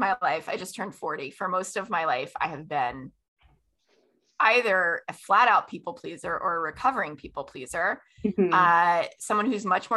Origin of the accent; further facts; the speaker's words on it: Florida, United States; I grew up in Florida